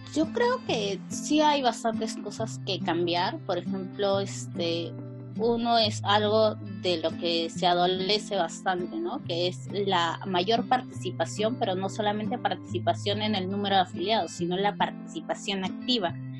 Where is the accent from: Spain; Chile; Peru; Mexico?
Peru; soy de Perú